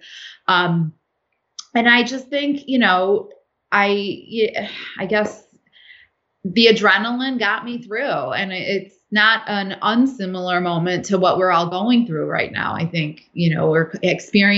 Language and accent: English; United States; I was raised in the United States